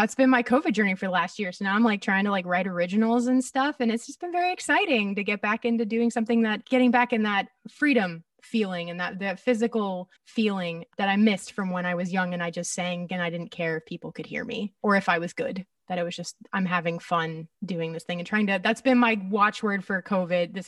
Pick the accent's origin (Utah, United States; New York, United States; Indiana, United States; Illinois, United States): Illinois, United States; Chicago; moved away as an adult; also born or lived in Cleveland, Ohio; I'm from the northern suburbs of Chicago originally